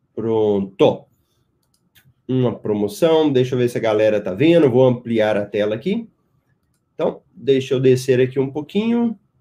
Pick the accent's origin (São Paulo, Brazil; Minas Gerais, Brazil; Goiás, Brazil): Goiás, Brazil; Goiânia; now in Cuiabá, Brazil; eu também sou de Goiás, de Goiânia